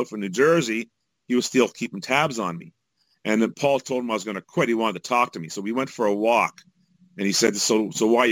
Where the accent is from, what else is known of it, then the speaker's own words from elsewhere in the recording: Canada; also born or lived in Jamaica; I'm Canadian